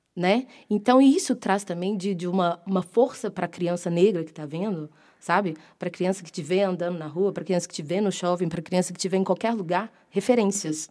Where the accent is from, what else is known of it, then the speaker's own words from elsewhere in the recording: Belo Horizonte, Minas Gerais, Brazil; moved away as an adult; now in São Paulo, Brazil; sou mineira, né? A maior, a maior parte da minha formação foi em Belo Horizonte. Aí, quando eu vim para São Paulo